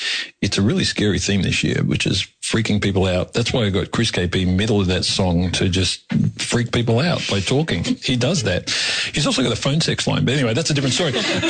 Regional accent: Melbourne, Victoria, Australia; I grew up in Yarraville

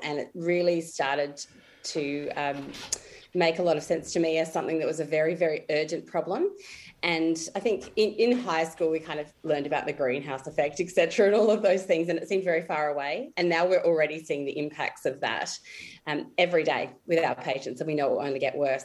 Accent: Adelaide, South Australia, Australia; also born or lived in Alice Springs / Mackay; I'm from Adelaide originally, and that's where I work at the moment

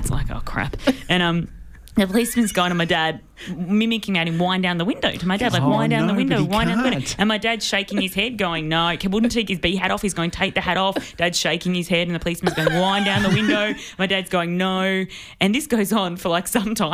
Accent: Melbourne, Victoria, Australia; I grew up in the city

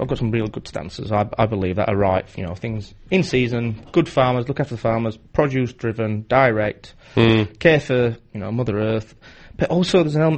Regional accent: Barnsley, Yorkshire and the Humber, United Kingdom; I'm from Barnsley.

